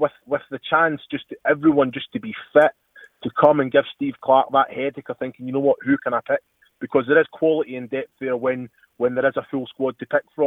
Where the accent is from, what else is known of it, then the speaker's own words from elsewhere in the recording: Scotland, United Kingdom; moved away as an adult; I'm Scottish. I'm born and bred and proud to be